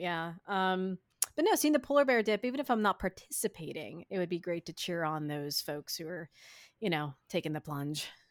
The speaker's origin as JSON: {"language": "English", "region": "Midwest", "country": "United States", "said": "I'm a Midwesterner"}